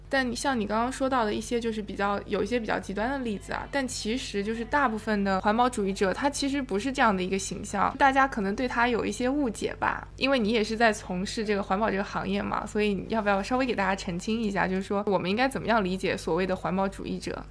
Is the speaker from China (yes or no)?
yes; Jiangnan, China; now in New York, United States; 我们不是在江南长大